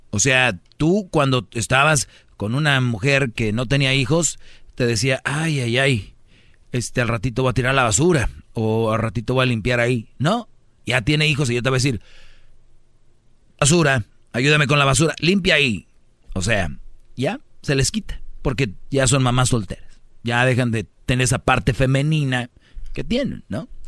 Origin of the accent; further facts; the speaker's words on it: Monterrey, Nuevo León, Mexico; Soy de Monterrey, de ahí es la Huarcán.